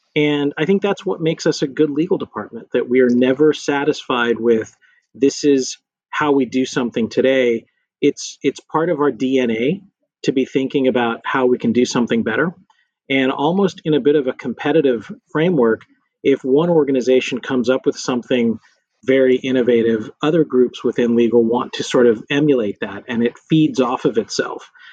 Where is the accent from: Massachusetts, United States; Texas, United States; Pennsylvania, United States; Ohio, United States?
Texas, United States; Lubbock; moved away as an adult; also born or lived in Washington, D.C. / New York / Houston; I grew up in Lubbock, Texas, um, small West Texas town